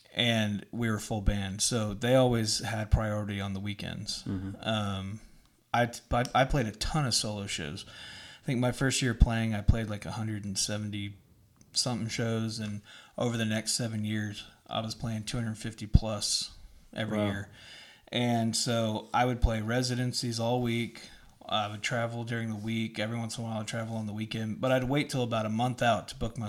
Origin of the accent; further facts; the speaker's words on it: Dallas, Texas, United States; I grew up in Dallas. I'm a singer-songwriter from Dallas, Texas